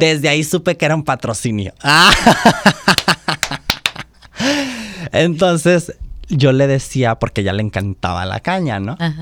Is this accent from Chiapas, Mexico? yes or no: no; Oaxaca, Mexico; born or raised there